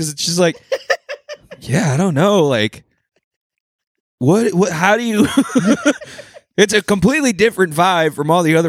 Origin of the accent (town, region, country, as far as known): Londonderry, New Hampshire, United States; born or raised there; moved away; also born or lived in Somerville, Massachusetts